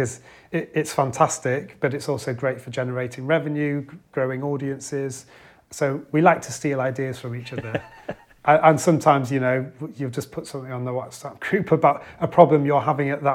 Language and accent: English; Cumbria, North West England, United Kingdom; growing up in Cumbria and in our region in the northeast as well